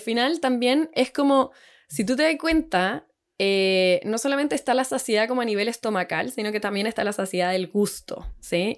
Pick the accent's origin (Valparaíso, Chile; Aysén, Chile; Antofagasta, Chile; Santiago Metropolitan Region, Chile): Santiago Metropolitan Region, Chile; Santiago; moved away as an adult; now in Puerto Varas, Chile; soy de Santiago toda la vida, pero nos vinimos acá a Puerto Varas